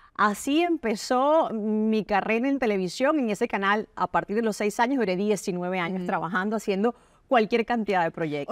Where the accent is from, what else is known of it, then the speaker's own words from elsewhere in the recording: Caracas, Capital District, Venezuela; moved away; yo vengo de Caracas, Venezuela, nací en un sector que se llama Quinta Crespo